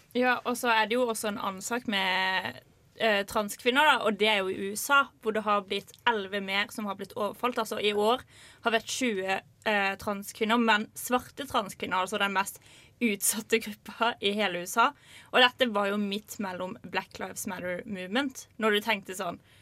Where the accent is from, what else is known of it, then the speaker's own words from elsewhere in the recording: Lillesand, Agder, Norway; min hjemby Lillesand